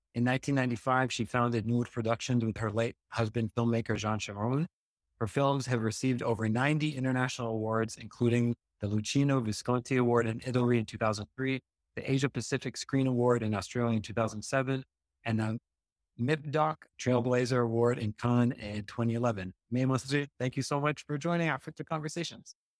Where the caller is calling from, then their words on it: Beirut, Beirut Governorate, Lebanon; I'm calling from Beirut